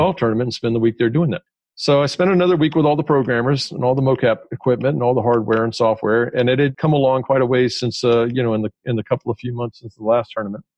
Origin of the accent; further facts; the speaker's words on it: Atlanta, Georgia, United States; I grew up in Atlanta